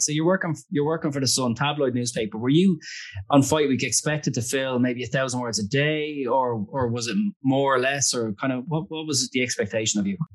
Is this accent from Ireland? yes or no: yes; Ireland; I'm an Irish guy